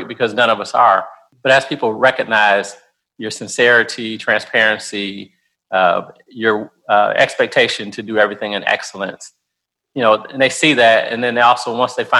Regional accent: Detroit, Michigan, United States; moved away as an adult; also born or lived in North Carolina; now in Nashville, United States; I grew up in Detroit, Michigan, went to school in North Carolina.

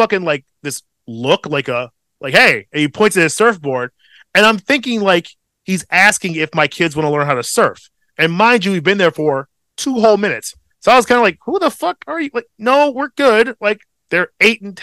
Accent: Midwest, United States; as a Midwesterner

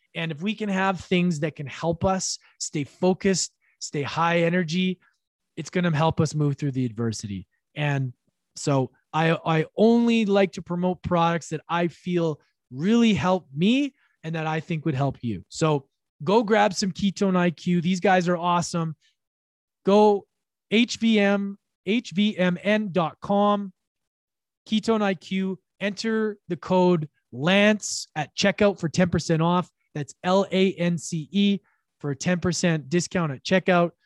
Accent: Edmonton, Alberta, Canada; now in British Columbia, Canada; Currently, in my hometown of Edmonton, Alberta, Canada, I've been here for about a week and a half

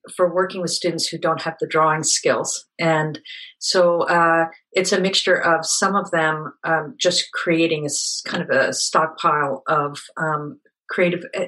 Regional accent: Pennsylvania, United States; also born or lived in South Africa; I was born in South Africa and grew up in a small town in Pennsylvania.

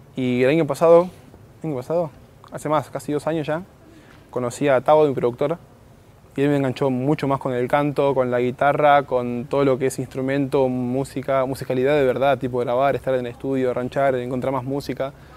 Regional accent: Morón, Buenos Aires Province, Argentina; Yo vengo de Morón, barrio Texadar, que sería como en el fondo, un poquito más atrás ya pasa de ciudad, así que es en el fondo fondo

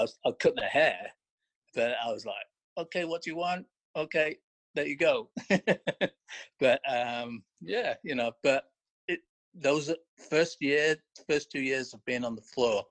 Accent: a town just outside Blackpool, North West England, United Kingdom; moved away as an adult; now in United States; originally I'm from Northwest England. I grew up in a town just outside Blackpool

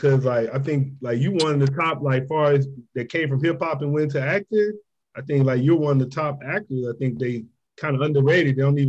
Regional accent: San Diego, California, United States; I'm from San Diego

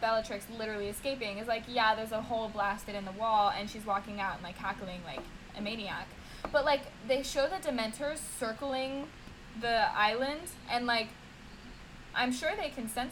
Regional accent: United States; accent: American; my American accent

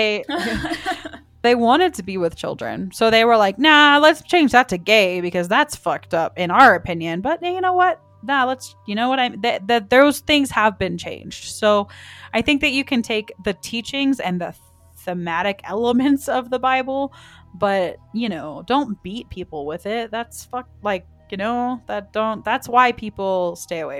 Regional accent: the South, United States; I was raised in the South

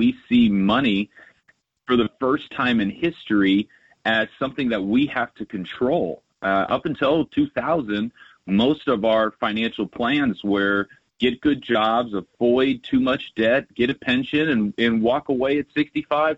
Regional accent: Southern California, United States; I grew up playing sports in Southern California

